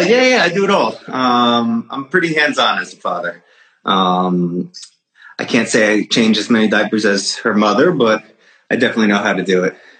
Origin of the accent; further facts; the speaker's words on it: Fairfield County, Connecticut, United States; I grew up in Fairfield County, Connecticut, which is like an hour outside of here